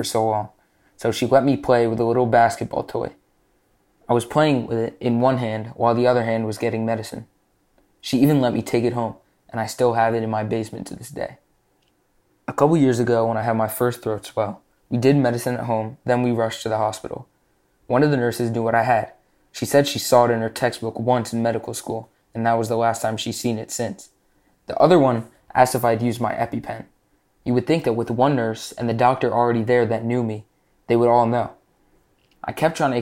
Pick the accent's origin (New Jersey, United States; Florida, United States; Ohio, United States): New Jersey, United States; I'm 15 years old, and I'm from New Jersey